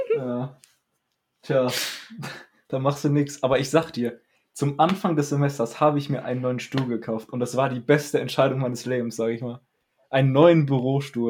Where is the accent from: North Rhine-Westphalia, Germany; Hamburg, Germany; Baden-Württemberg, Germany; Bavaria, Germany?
North Rhine-Westphalia, Germany; Dinslaken; ich komme ja aus Dietzlaken